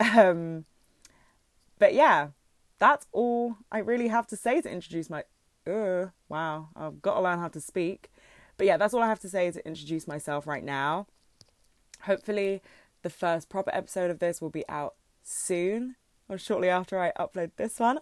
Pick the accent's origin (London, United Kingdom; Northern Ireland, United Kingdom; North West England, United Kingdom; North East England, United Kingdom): London, United Kingdom; I'm from London